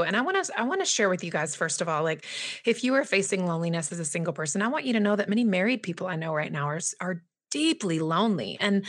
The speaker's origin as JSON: {"language": "English", "region": "Southeast", "country": "United States", "tie": "born or raised there", "said": "Right, and that isn't abnormal as it is in like some of the smaller smaller towns where I was raised in the Southeast, for example."}